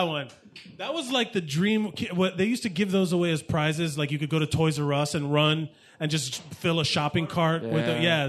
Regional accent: Miami, Florida, United States; moved away; also born or lived in New York; David is Cuban as well. We're from Miami.

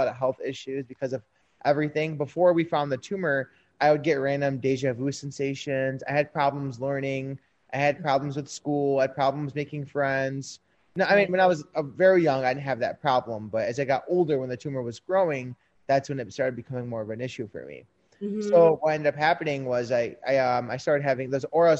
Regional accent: Oak Park, Michigan, United States; I'm actually born and raised in Oak Park, Michigan

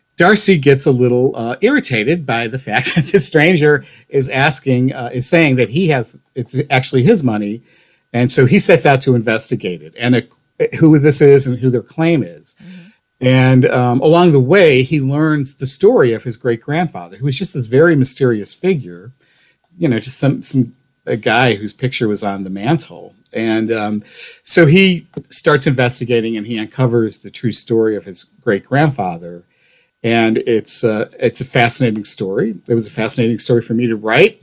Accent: North Olmsted, Ohio, United States; moved away; And I'm from Ohio. I grew up on uh, the west side of Cleveland, a, a, little suburb of Cleveland called North Olmsted.

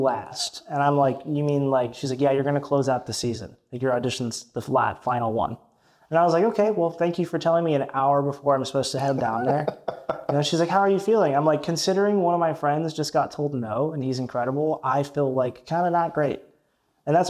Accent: Tennessee, United States; also born or lived in Michigan; I was born in Michigan, but when I was like three, moved down to Tennessee. I grew up there. I was raised there

